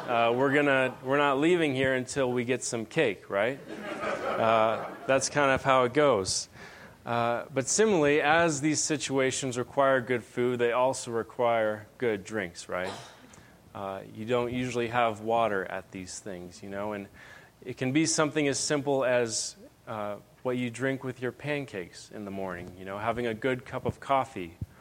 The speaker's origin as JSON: {"language": "English", "town": "Benson", "region": "Arizona", "country": "United States", "moved": "yes", "lives_now": "Phoenix, United States", "said": "I'm originally from Benson"}